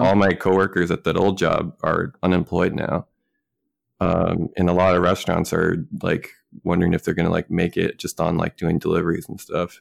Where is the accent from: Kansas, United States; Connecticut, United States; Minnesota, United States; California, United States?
Minnesota, United States; moved away as an adult; also born or lived in West Coast; living on the West Coast for the first time after growing up in Minnesota